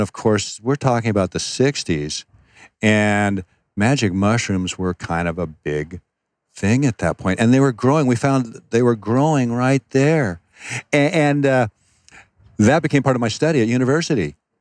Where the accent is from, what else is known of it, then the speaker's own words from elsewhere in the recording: Seattle, Washington, United States; moved away; also born or lived in Phoenix, Arizona; I, I, was raised in Seattle, but at one point we moved to Phoenix, Arizona.